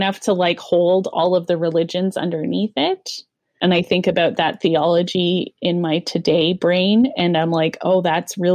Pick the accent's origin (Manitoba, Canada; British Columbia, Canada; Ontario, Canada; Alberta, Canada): Alberta, Canada; Calgary; also born or lived in Regina, Saskatchewan; moved to the Calgary church when I was in grade 3.